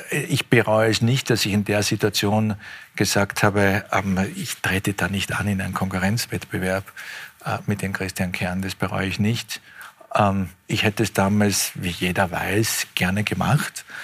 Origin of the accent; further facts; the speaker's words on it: Austria; Das ist mein Heimatland.